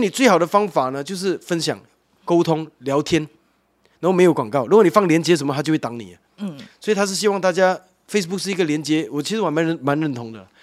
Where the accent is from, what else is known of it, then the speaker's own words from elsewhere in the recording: Malaysia; moved away as an adult; now in Taiwan; 我本身是马来西亚人，那，那边本来就很多文化在那边的。 不同宗教，然后几， 几种不同的庙宇，那， 那， 那清真寺跟基督教堂跟天主教堂跟佛庙是在隔壁的，这样。 这个是我们从小长大的环境